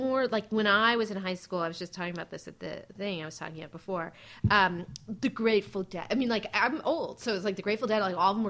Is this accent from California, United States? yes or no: yes; Marin County, California, United States; also born or lived in New York; I grew up in Marin County.